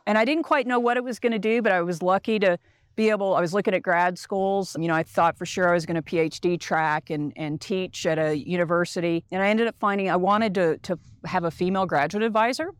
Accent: Dallas, Texas, United States; now in Colorado, United States; I grew up in Dallas, Texas

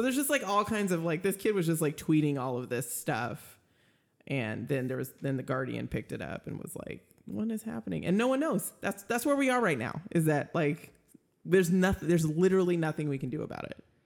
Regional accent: Minnesota, United States; I was born in Minnesota

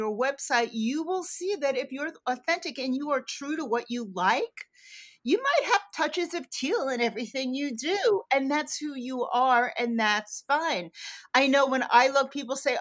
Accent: New York, United States; I'm a New Yorker. I was a downtown girl growing up.

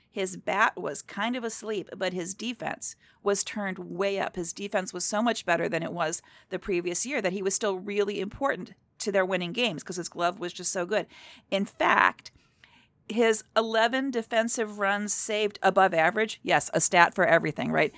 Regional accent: outside of Cleveland, Ohio, United States; I grew up outside of Cleveland.

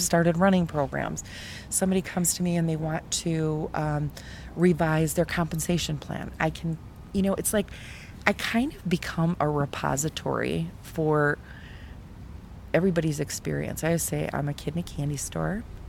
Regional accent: Milwaukee, Wisconsin, United States; I'm from Milwaukee

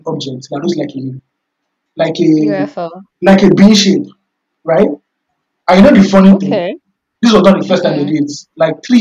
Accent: Nigeria; I'm a Nigerian. I'm a West African

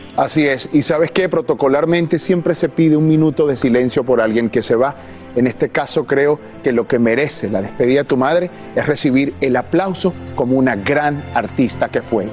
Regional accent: Venezuela; now in Mexico; yo no soy mexicano, soy venezolano, pero desde que llegué a este país

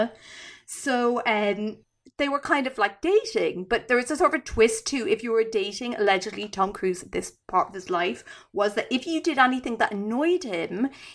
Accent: Ireland; I'm Irish

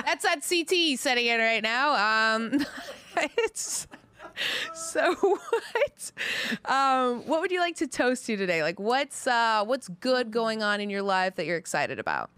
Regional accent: Canada; now in United States

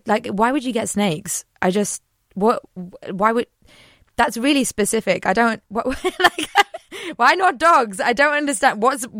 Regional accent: Liverpool, North West England, United Kingdom; moved away; Okay, so I used to live relatively close to Wales, so I'm from Liverpool.

